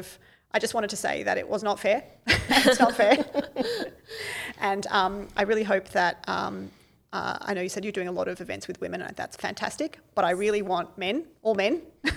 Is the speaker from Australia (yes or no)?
yes; Camden, New South Wales, Australia; Camden. That's where I was born, Camden Hospital.